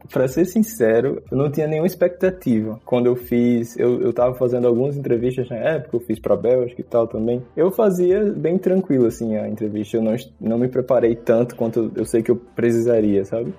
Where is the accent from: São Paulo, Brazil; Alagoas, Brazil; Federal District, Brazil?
Alagoas, Brazil; accent: nordestino; moved away as an adult; also born or lived in Maceió; now in Graz, Austria; acho que você vai perceber pelo meu sotaque, eu sou nordestino, sou de Alagoas